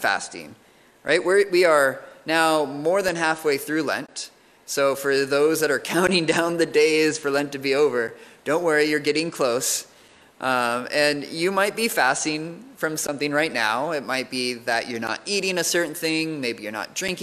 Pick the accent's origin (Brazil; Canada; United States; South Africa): United States; moved away as an adult; now in United Kingdom; growing up in the States